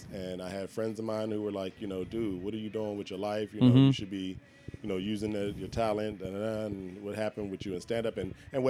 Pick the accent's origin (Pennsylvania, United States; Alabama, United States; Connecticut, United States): Pennsylvania, United States; Philadelphia; moved away as an adult; also born or lived in Orange County, California; now in Las Vegas, United States; I'm originally from Philly.